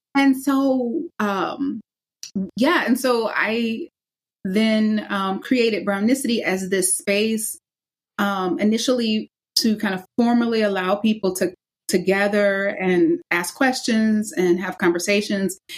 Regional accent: the South, United States; I'm from the South

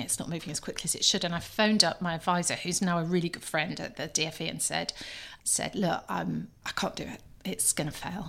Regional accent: Scunthorpe, Yorkshire and the Humber, United Kingdom; I was born in Scunthorpe, daughter of a steelworker

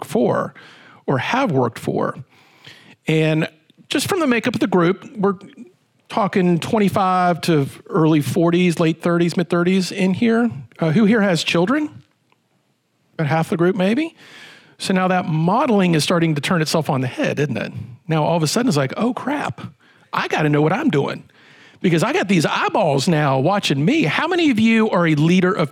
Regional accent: Roanoke, Virginia, United States; I'm from Roanoke, from the Star City

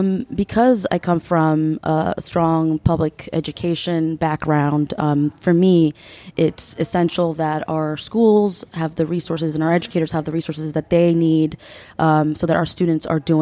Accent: United States; English is a second language; So I am a Peruvian American. I was born and raised in the United States, went through the public school system, was an ESOL student during elementary school

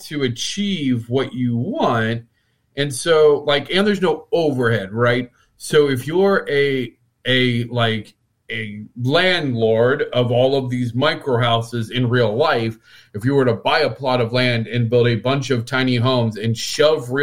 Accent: Midwest, United States; we're both from the Midwest

